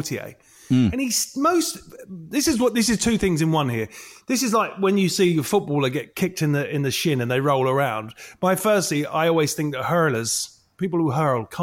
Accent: London, United Kingdom; I'm from London. I talk like this because I'm from London.

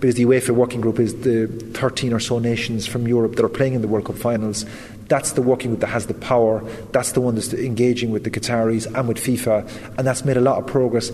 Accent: west of Ireland, Ireland; having grown up in the west of Ireland

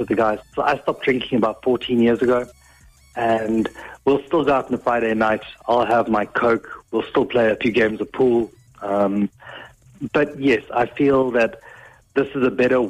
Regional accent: South Africa; moved away as an adult; now in Offaly, Ireland; I'm from South Africa originally, and we moved over in the peak of the pandemic

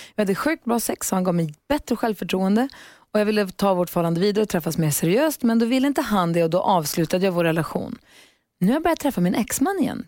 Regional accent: Luleå, Norrbotten County, Sweden; moved away; jag är ju från Luleå, det är väl samma sak. För, förr ja. så kunde man aldrig gå Storgatan fram utan att träffa kompisar, stallkompisar, skolkompisar, folk

